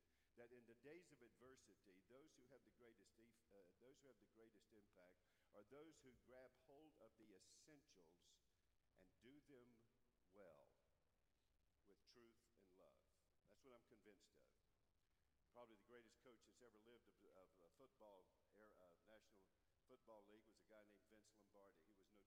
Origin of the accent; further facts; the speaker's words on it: Charlotte, North Carolina, United States; back in my hometown, Charlotte, North Carolina